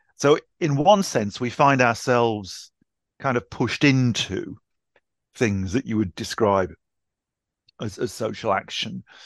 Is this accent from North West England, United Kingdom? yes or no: no; Newcastle upon Tyne, North East England, United Kingdom; now in Ashford, United Kingdom; I grew up in Newcastle